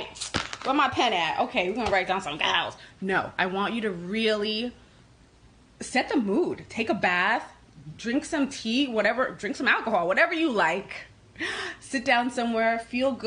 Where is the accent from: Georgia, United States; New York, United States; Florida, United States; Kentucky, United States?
New York, United States; I am a New Yorker born and raised